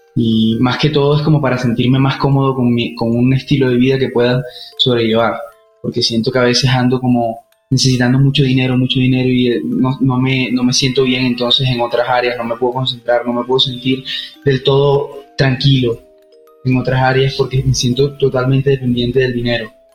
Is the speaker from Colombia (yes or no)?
yes; Colombia; Soy de Colombia